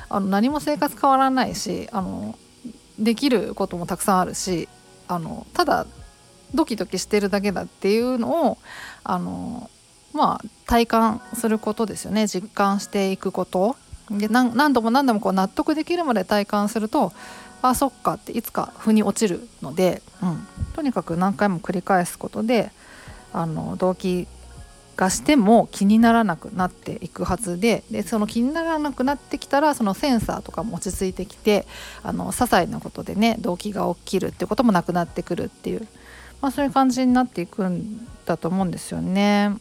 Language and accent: Japanese; Kobe, Hyogo, Japan; 地元ちょっとねあの、えーと東側なんですよ。違う違う西側なんですよ神戸は神戸でも